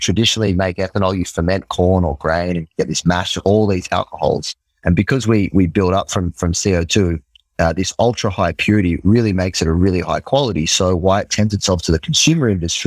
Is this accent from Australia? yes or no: yes; Australia; accent: Australian; moved away as an adult; now in New York, United States; So I'm from Australia. Might be able to hear it in me. In the accent.